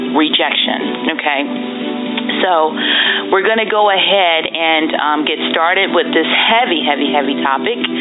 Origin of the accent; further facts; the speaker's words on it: Maryland, United States; moved away; also born or lived in North Carolina; So we grew up together in Maryland. My mom decided to move us, meaning me and my sister, from Maryland to North Carolina